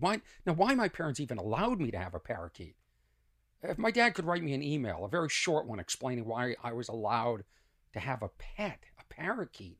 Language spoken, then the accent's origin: English; Lexington, Massachusetts, United States; where I grew up in Lexington